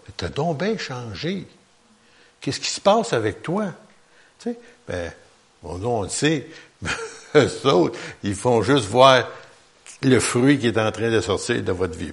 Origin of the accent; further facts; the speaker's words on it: Quebec, Canada; on est des Québécois